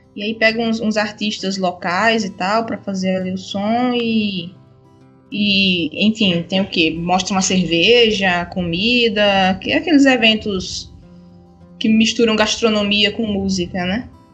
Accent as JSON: {"language": "Portuguese", "region": "Pernambuco", "country": "Brazil", "also_born_or_lived": "Paraíba / João Pessoa", "moved": "yes", "said": "eu venho do Nordeste, eu sou de Pernambuco"}